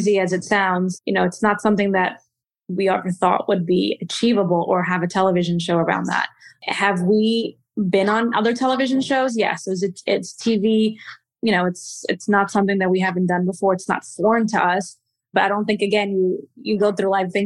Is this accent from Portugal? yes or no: yes; Portugal; moved away; I am from Portugal